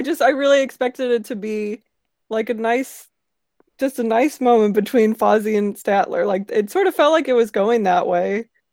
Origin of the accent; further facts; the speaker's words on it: St. Louis, Missouri, United States; I'm from Saint Louis, so I've been to many Cardinals games